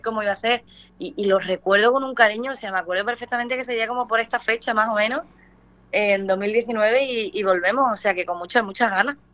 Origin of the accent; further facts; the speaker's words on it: Punta Umbría, Andalusia, Spain; haber nacido allí en Huelva, en Punta Umbría, mi tierra